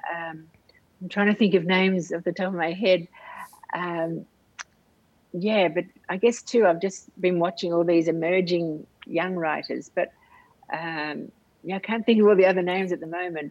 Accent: Australia; now in Indonesia; for me as an Australian

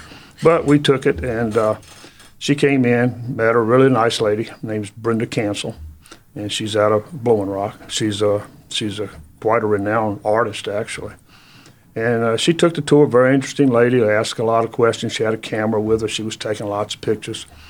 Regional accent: Halifax County, Virginia, United States; moved away as an adult; also born or lived in Lynchburg, Virginia; now in Jonesborough, United States; I was born in Virginia, born in Halifax County, Virginia

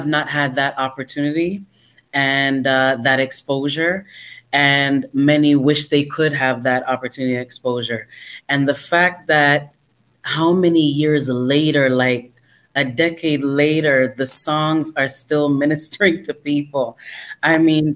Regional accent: Toronto, Ontario, Canada; was born in Toronto, Canada. I am a Canadian citizen.

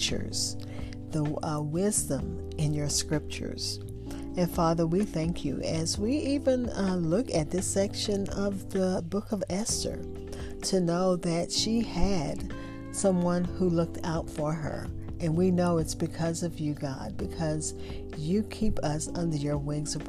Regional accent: Louisiana, United States; I grew up in Louisiana, so I pronounce every syllable

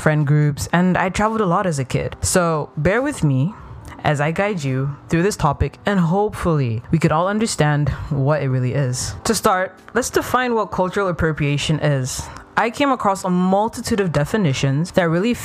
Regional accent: Ethiopia; moved away; I grew up in Ethiopia.

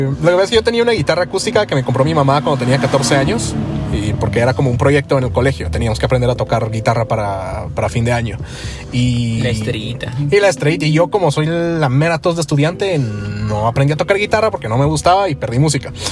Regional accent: Quetzaltenango, Guatemala; moved away as an adult; tengo 24 años y me fui de aquí de Shella porque, porque tenía que trabajar en un call center.

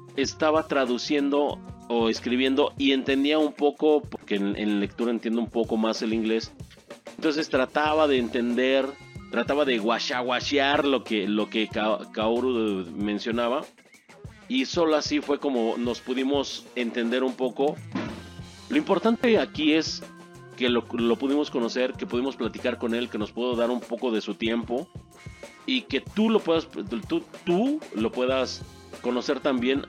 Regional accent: Mexico; yo como mexicano

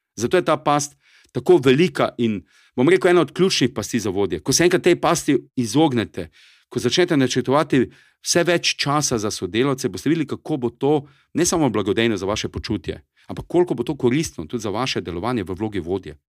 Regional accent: Styria, Slovenia; accent: Styrian; to je moj štajerski naglas

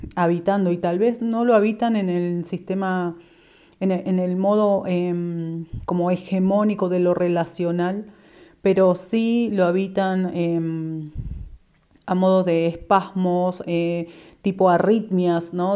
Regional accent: Neuquén, Argentina; soy de Neuquén

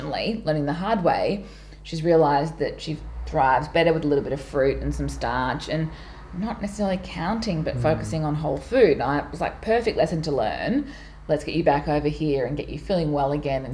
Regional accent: Townsville, Queensland, Australia; now in Melbourne, Australia; When I grew up in Townsville

